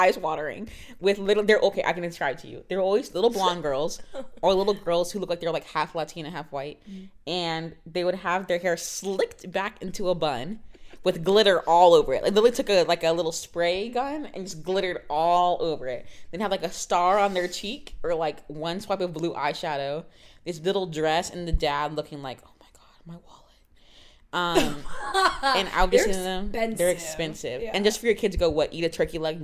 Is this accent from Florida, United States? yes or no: yes; Florida, United States; now in Los Angeles, United States; I'm from Florida. I live an hour from Disney